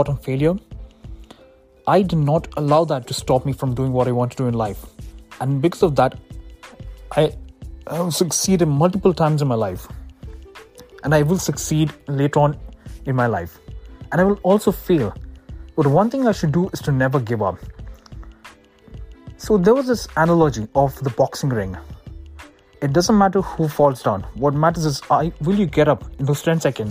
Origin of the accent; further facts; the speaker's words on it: Dubai, United Arab Emirates; moved away as an adult; now in United States; I was born on November 12, 1998 in Dubai. And that's where I lived my entire life before moving to the United States for my studies.